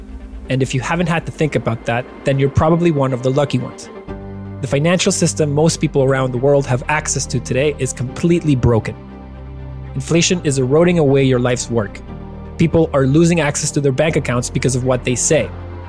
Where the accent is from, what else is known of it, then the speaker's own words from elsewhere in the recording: Venezuela; moved away; I grew up in Venezuela, where I saw authoritarianism and hyperinflation destroy what we call home.